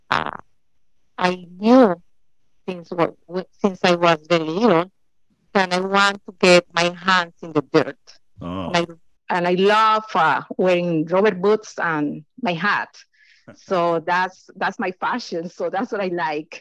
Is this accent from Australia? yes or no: no; Colombia; English is a second language; moved away as an adult; now in Miami, United States; A small village in Colombia